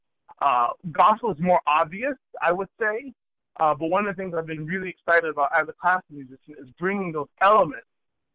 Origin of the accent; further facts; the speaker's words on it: Savannah, Georgia, United States; moved away; my first musical heroes were the members of the Savannah Symphony, because they were my hometown orchestra